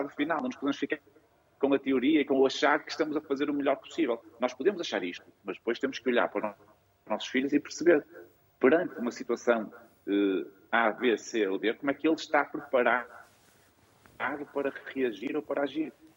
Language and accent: Portuguese; Viana do Castelo, Norte, Portugal; moved away as an adult; also born or lived in Porto; Eu sou de Viana do Castelo, entrei numa faculdade no Porto